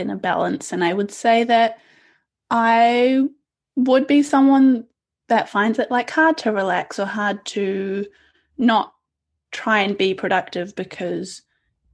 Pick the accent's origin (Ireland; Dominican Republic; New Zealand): New Zealand; also born or lived in India; I came to New Zealand when I was 2 years old with my parents, and we came from India